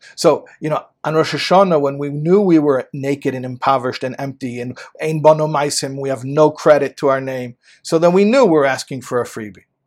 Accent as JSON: {"language": "English", "country": "United States", "said": "I'm an American boy"}